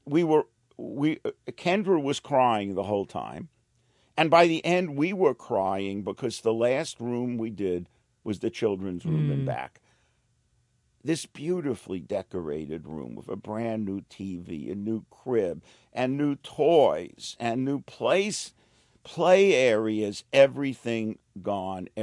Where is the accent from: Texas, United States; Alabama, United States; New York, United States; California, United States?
New York, United States; New York City; I was a kid from the streets of Brooklyn